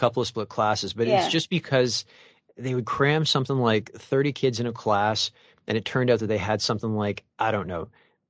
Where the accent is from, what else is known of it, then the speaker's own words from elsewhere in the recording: Mississauga, Ontario, Canada; I'm from Mississauga.